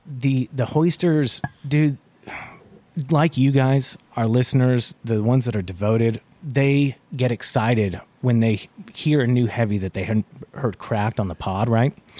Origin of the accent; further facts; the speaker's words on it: Atlanta, Georgia, United States; moved away; I'm originally from Atlanta, Georgia.